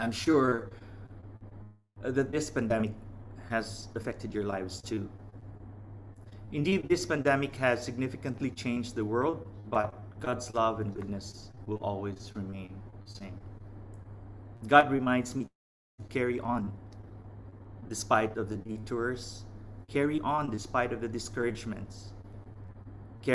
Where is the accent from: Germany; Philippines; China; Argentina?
Philippines; now in Vietnam; from the Philippines